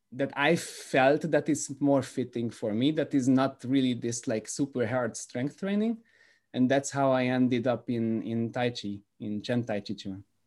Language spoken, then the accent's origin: English; Budapest, Hungary; moved away as an adult; now in Belgium; I'm from Budapest, Hungary, currently living in Belgium.